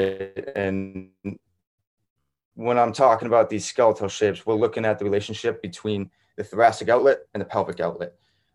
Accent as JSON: {"language": "English", "town": "Foxborough", "region": "Massachusetts", "country": "United States", "also_born_or_lived": "New Hampshire", "said": "I'm from Foxborough, Mass, but like 8 minutes away from Gillette Stadium"}